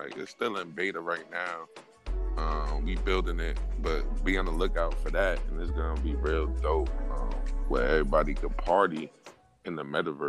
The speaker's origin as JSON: {"language": "English", "region": "New Jersey", "country": "United States", "said": "I'm from Jersey."}